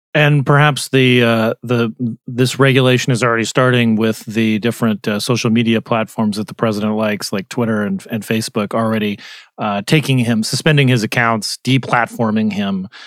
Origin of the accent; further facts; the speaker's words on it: Arizona, United States; moved away; I was in my home state of Arizona